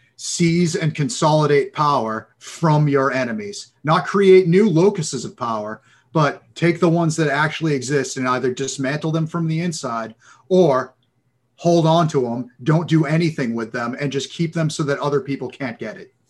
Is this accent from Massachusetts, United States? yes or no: yes; Massachusetts, United States; moved away as an adult; also born or lived in San Diego; I'm, I'm originally from Massachusetts